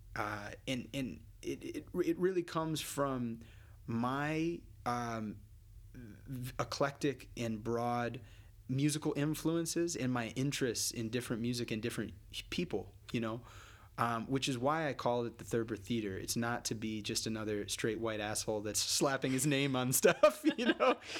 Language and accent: English; United States; as an American